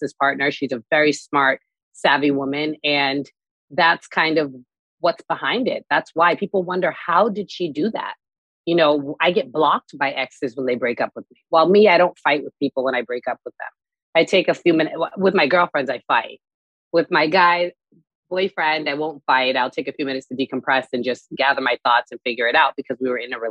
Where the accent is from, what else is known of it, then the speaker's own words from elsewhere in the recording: Newton, Massachusetts, United States; moved away as an adult; also born or lived in Boston; now in Dubai, United Arab Emirates; I grew up in Newton, Massachusetts